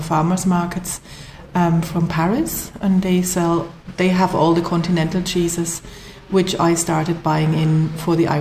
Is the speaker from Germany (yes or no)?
yes; Black Forest, Baden-Württemberg, Germany; moved away as an adult; now in Kerry, Ireland; I'm from the Black Forest in Germany